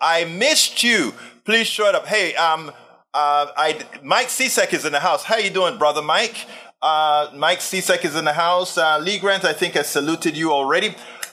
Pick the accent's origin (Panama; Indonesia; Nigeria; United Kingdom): Panama; I'm from Panama